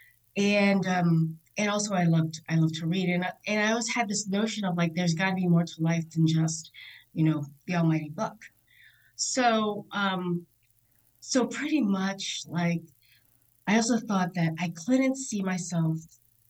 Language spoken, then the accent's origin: English; Virginia Beach, Virginia, United States; I grew up in Virginia Beach, Virginia. I am a Navy brat